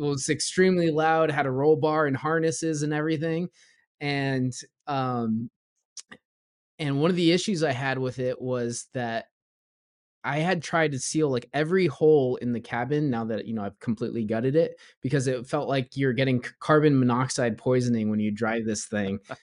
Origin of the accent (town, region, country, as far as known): Southern California, United States; born or raised there; also born or lived in Florida / Ohio